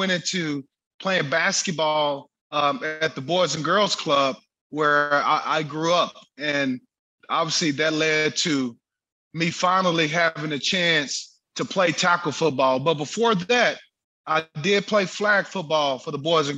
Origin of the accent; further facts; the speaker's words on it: Texas, United States; growing up in Texas, it was hot